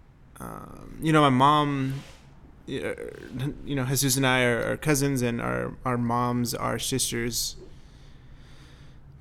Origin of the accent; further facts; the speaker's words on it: Fort Worth, Texas, United States; moved away as an adult; now in Bay Area, United States; I'm originally from Fort Worth, Texas, North Texas